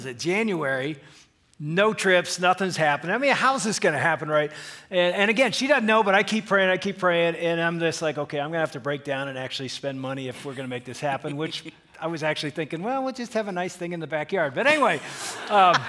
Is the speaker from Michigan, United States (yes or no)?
yes; Michigan, United States; … and … from Michigan.